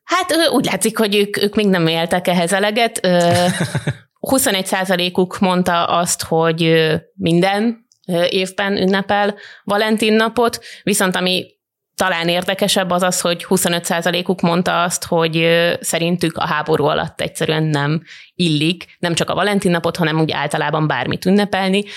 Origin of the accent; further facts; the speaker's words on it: Hungary; nekem magyarként feltűnt